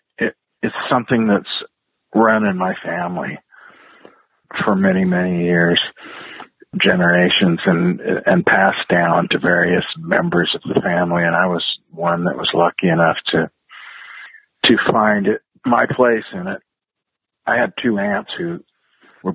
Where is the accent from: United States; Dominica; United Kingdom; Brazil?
United States; eastern Oregon; also born or lived in Wisconsin / Idaho; I grew up in the Pacific Northwest. Yeah. I was born in Wisconsin. And when I was very young, about 7 years old, my family moved to Oregon